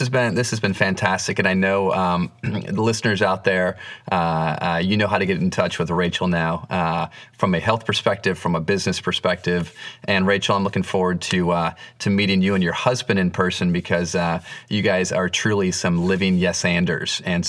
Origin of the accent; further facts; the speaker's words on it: Michigan, United States; also born or lived in Boston; now in Florida, United States; I grew up in Michigan. My wife and I lived in Boston for 5 years before coming down here.